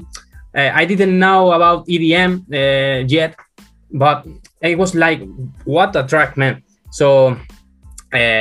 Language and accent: English; Spain; I'm from Spain.